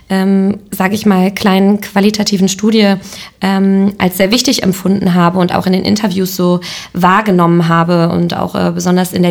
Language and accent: German; Lemgo, North Rhine-Westphalia, Germany; ich komme selber aus Lemgo, ich komme selber aus Lippe